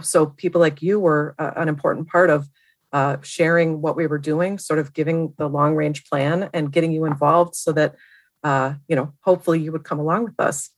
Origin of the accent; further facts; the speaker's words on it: Milwaukee, Wisconsin, United States; moved away as an adult; also born or lived in Madison, Wisconsin; now in Seattle, United States; I grew up in Milwaukee area